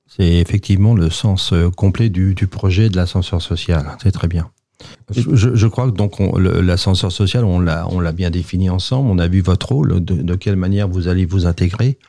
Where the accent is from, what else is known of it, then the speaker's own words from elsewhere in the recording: Sartrouville, Île-de-France, France; je suis né à Sartreville